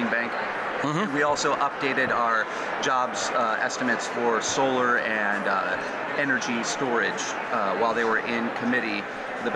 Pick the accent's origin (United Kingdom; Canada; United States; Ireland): United States; Michigan; moved away as an adult; also born or lived in Detroit area, Michigan / Lansing, Michigan / Mount Pleasant, Michigan; now in Berkeley, United States; I'm originally from Michigan, born and raised. I live out in Berkeley in the Bay Area, California now